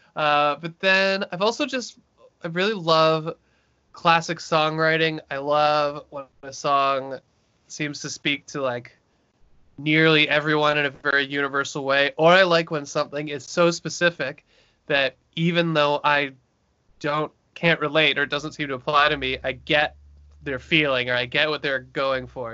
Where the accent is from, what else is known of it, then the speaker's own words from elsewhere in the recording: Brantford, Ontario, Canada; now in Toronto, Canada; I'm from Brantford, Ontario